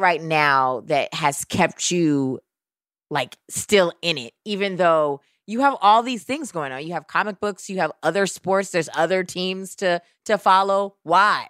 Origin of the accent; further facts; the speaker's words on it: New York City, New York, United States; I am a New Yorker